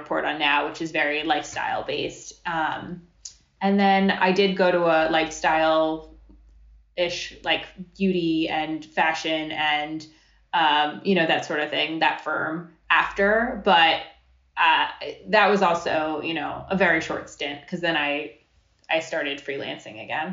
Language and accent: English; Coral Springs, Florida, United States; also born or lived in Long Island, New York; I grew up in Coral Springs, Florida. I was actually born on Long Island, moved to Florida when I was like 4 or 5.